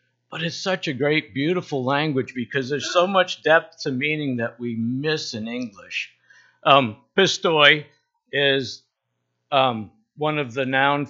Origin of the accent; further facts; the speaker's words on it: Bar Harbor, Maine, United States; I grew up in the Baptist church in Bar Harbor